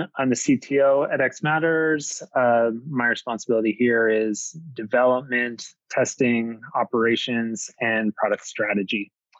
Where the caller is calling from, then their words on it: Victoria, British Columbia, Canada; I'm calling from Victoria, so not too far from yourself.